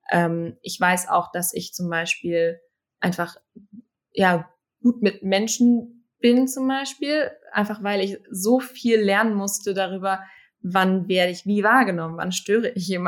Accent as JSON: {"language": "German", "town": "Münster", "region": "North Rhine-Westphalia", "country": "Germany", "tie": "born or raised there", "said": "ich bin ähm, bin in Münster aufgewachsen"}